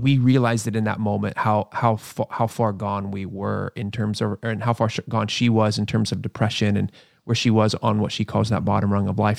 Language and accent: English; Pennsylvania, United States; moved away; I grew up in Pennsylvania.